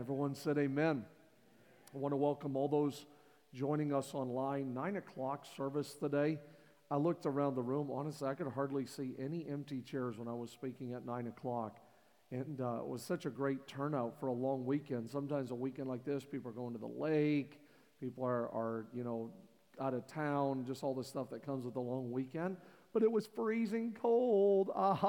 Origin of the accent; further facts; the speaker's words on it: Canada; moved away; born and raised in Canada